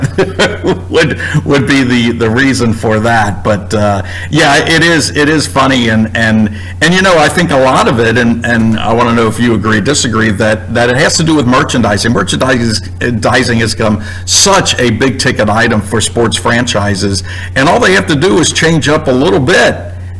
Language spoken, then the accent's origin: English; Cincinnati, Ohio, United States; I'm from Cincinnati